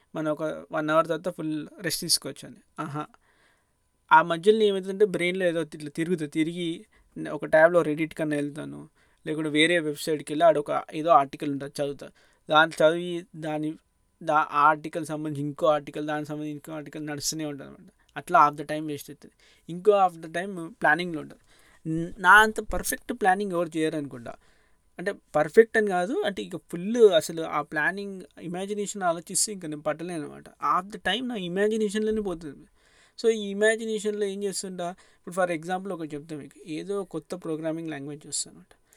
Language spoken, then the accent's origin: Telugu; Hyderabad, Telangana, India; మన చిన్నప్పుడు అప్పుడు నేను హైదరాబాద్లో ఉంటే